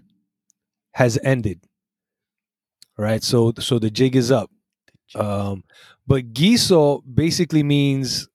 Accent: Caguas, Puerto Rico; moved away; I grew up in Caguas for some of my time there, Turabo Gardens

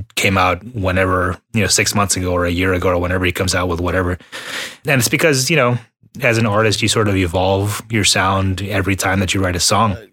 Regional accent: Texas, United States; also born or lived in Houston, Texas; we're both from Texas. You know, I was living in Houston at the time

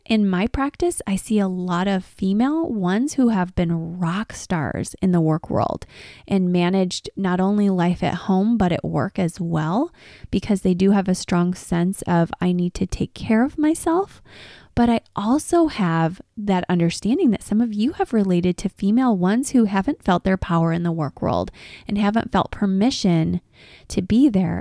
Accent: Detroit, Michigan, United States; I'm from Detroit.

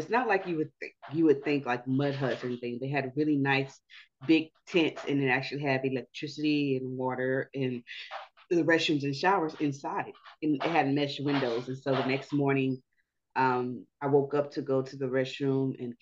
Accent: Houston, Texas, United States; From the great state of Texas. I'm from Houston.

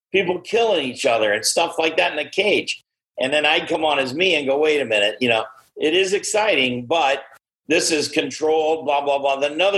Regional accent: Indiana, United States; moved away; I grew up in Indiana

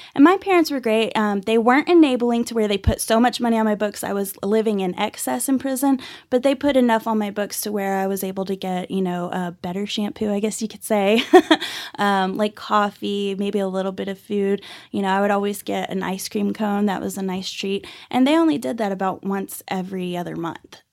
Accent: Dallas-Fort Worth area, Texas, United States; also born or lived in Irving, Texas; now in Amarillo, United States; I was actually born and raised in, uh, Dallas-Fort Worth area. I was born in Irving and grew up all over the Metroplex

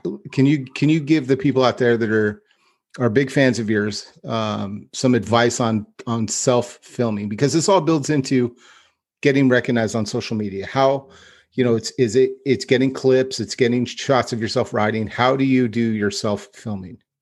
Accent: Stockton, California, United States; also born or lived in Lodi; when I grew up in Stockton

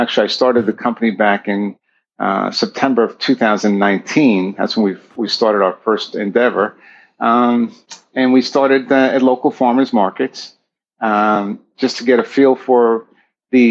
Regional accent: Long Island, New York, United States; also born or lived in northern New Jersey; now in San Diego, United States; I'm an East Coast boy, and I grew up in Long Island, moved to northern New Jersey

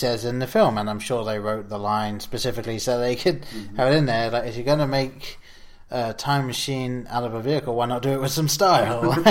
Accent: England, United Kingdom; growing up in England, we didn't have the DeLorean.

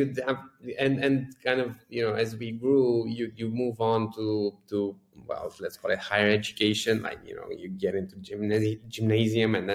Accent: Bucharest, Romania; I grew up right here in Bucharest, Romania

